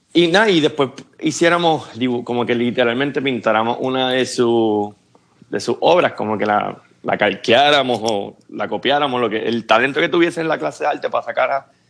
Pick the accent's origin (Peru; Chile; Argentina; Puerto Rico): Puerto Rico; moved away as an adult; now in Atlanta, United States; nacido y criado en Puerto Rico